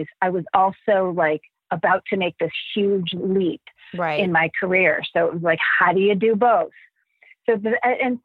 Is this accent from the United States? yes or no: yes; Cleveland, Ohio, United States; moved away; I grew up in Cleveland and my husband and I, both of our families are back in Cleveland.